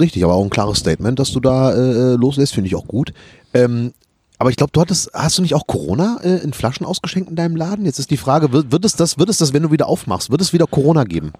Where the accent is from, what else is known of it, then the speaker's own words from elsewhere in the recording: Rhineland, Germany; ich bin Rheinländer